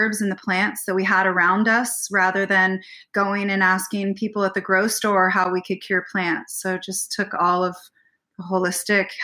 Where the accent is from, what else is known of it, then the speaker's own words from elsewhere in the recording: United States; moved away as an adult; also born or lived in Oregon; now in Canada; as Americans